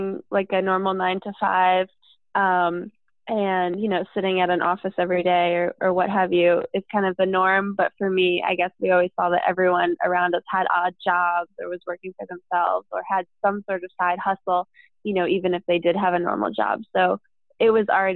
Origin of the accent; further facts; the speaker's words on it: New York City, New York, United States; I grew up in the East Village outside of my parents' store.